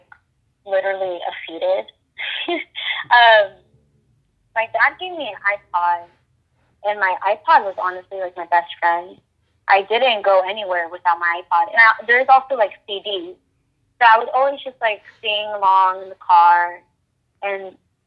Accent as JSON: {"language": "English", "town": "Turlock", "region": "California", "country": "United States", "tie": "born or raised there", "also_born_or_lived": "Modesto, California", "said": "I am from Turlock, California. I've lived in this city for, it's technically a city, but I think it's a town. This city is so small, everybody knows everybody. But yeah, I've lived in Turlock technically my whole"}